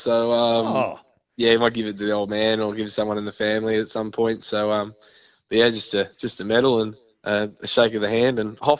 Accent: South Australia, Australia; being South Australian

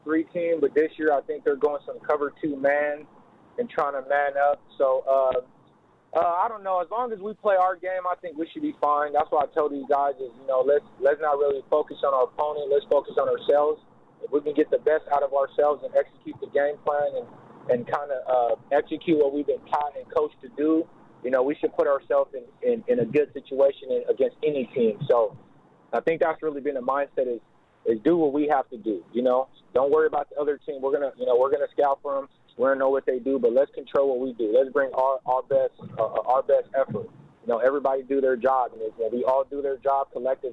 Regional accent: San Diego, California, United States; first language Lingala; me growing up in the inner city in southeast San Diego

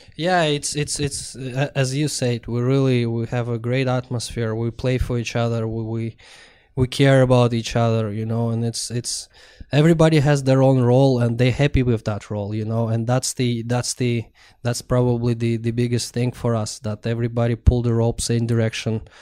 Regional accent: Russia; born or raised there; moved away

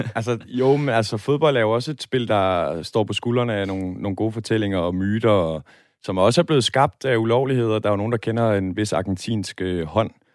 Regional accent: Møldrup, Central Denmark Region, Denmark; now in Aarhus, Denmark; min fødeby Møldrup

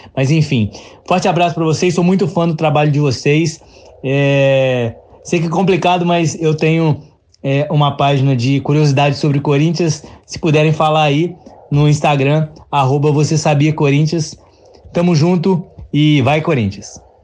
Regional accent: Juiz de Fora, Minas Gerais, Brazil; eu sou de Juiz de Fora, Minas Gerais

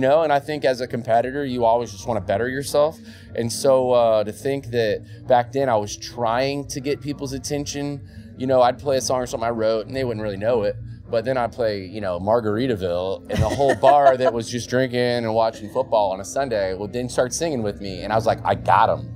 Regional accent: Florida, United States; moved away as an adult; my home state of Florida.

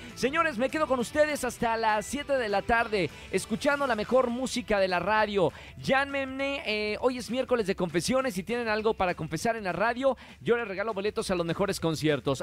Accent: Monterrey, Nuevo León, Mexico; Monterrey, de donde soy, del norte

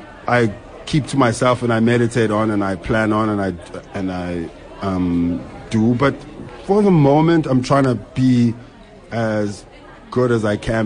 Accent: Bryanston, Gauteng, South Africa; I'm from Bryanston. … I'm Bryanston.

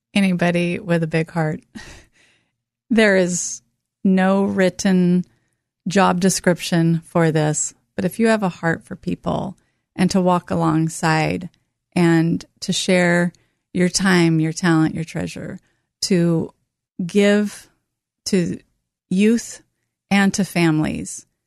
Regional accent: North Bend, Oregon, United States; I grew up in North Bend, Oregon

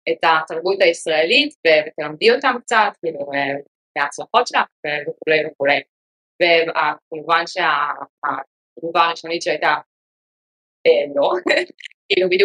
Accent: Israel; moved away as an adult; also born or lived in Silicon Valley, United States; now in New York, United States; אה, בעצם בתור ילדה עברתי בסיליקון וואלי, דרך העבודה של אבא שלי, עבר אבא עבד באפלייד מטריאס, אז היינו פה חמש שנים בתור ילדה, חזרנו לארץ.

